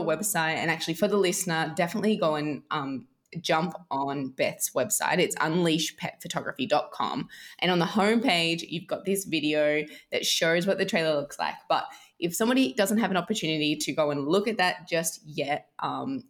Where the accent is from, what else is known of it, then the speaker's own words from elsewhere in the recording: Australia; I'm Australian